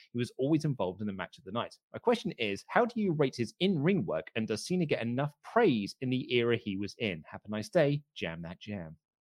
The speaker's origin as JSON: {"language": "English", "country": "United Kingdom", "said": "as a Brit"}